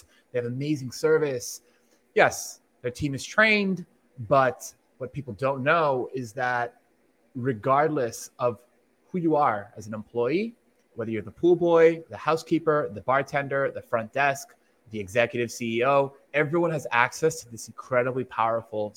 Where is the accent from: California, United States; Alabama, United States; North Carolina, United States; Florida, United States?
Florida, United States; Miami; I'm from Miami